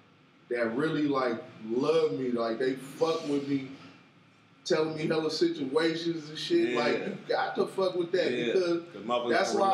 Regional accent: Bakersfield, California, United States; That's my hometown. That's my hometown. They got every food place that you ever wanted all in one city.

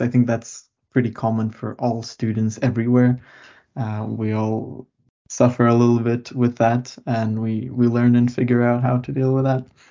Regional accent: Lithuania; moved away as an adult; now in Mikkeli, Finland; I come from Lithuania. I was born there and uh, lived there my whole life before coming here.

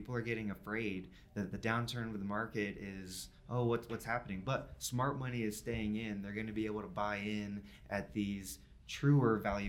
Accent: North Carolina, United States; I'm from North Carolina, so I've got a 919 zip code.

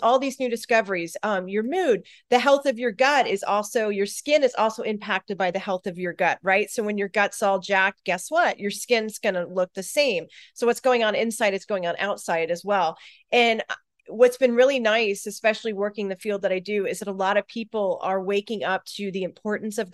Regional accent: Florida, United States; moved away as an adult; also born or lived in Colorado; I live in Florida. I grew up in Florida. I just recently relocated back here

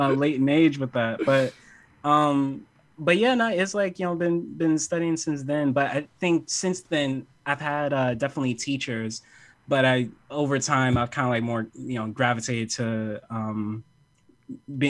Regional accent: New York City, New York, United States; I'm from Harlem

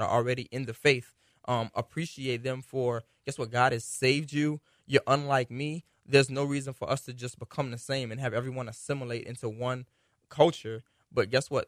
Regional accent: United States; we're American

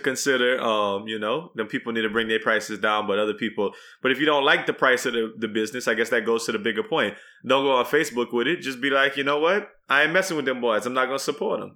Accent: Texas, United States; as a Texan

